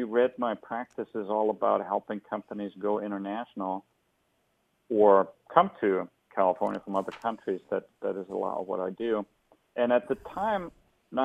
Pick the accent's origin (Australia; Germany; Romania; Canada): Germany; Hesse; moved away as an adult; also born or lived in Bavaria / Berlin; now in San Francisco, United States; I was born in the German state of Hessen